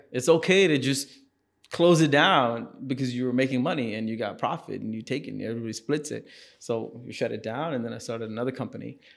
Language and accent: English; Singapore; moved away; also born or lived in India; So we moved to Singapore